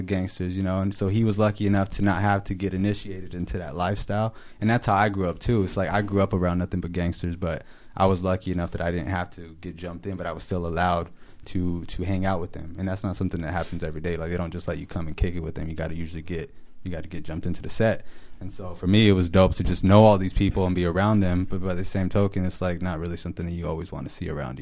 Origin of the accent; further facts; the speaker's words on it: Los Angeles, California, United States; moved away; I'm originally from California, so when I say like LA, I'm from out there, and then I came up here